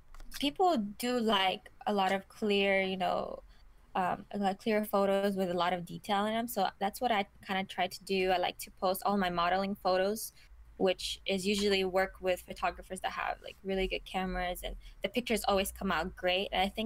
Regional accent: Kazakhstan; also born or lived in Thailand / Killeen, Texas; now in Austin, United States; But because I moved from Kazakhstan and lived in Thailand, and I lived in Fort Hood, Killeen, Texas, which is not a lot of opportunity for models to grow. It's not until I came to Austin that I've been doing it.

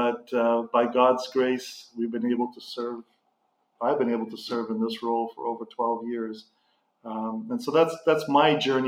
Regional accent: Canada; also born or lived in Zimbabwe; And I left Africa in 1988 and being Canadian, went back to Canada to go to schooling and met my wife

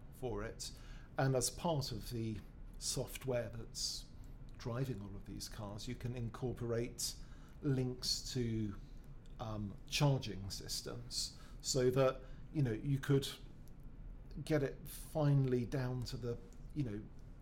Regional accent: United Kingdom; we're British

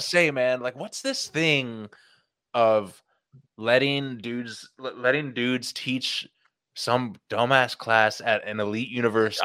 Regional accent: the Bay Area, California, United States; growing up in the Bay

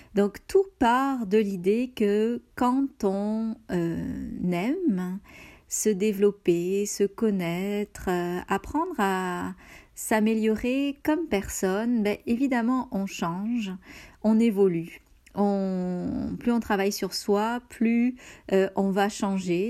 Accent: France; moved away as an adult; now in Canada

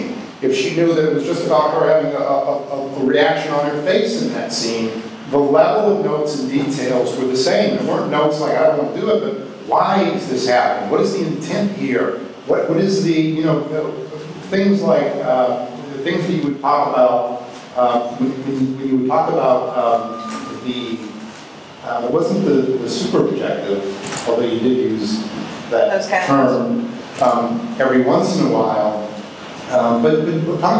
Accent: Milwaukee, Wisconsin, United States; moved away; also born or lived in Los Angeles; I grew up in Milwaukee

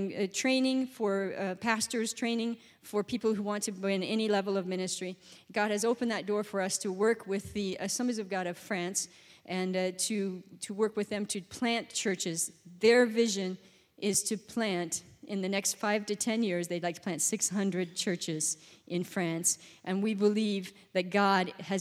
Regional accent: Gillette, Wyoming, United States; I grew up in Wyoming. I'm from Wyoming.

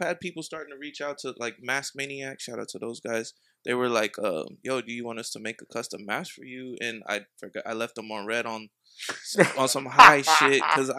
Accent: Dayton, Ohio, United States; I'm from Dayton Ohio.

